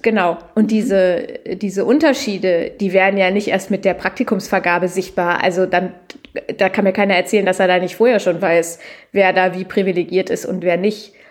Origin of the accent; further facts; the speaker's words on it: Lower Saxony, Germany; gebürtige Niedersächsin